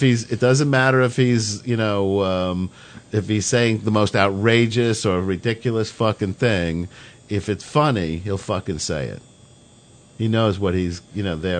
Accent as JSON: {"language": "English", "area": "Long Island", "region": "New York", "country": "United States", "tie": "born or raised there", "said": "growing up on Long Island"}